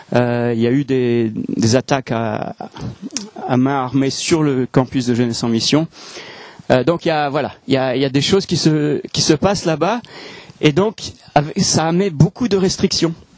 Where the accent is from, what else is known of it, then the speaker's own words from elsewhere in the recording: France; moved away as an adult; also born or lived in Hong Kong; now in Alsace, France; je suis français. Même s'il y a des gens qui ont des doutes, je suis français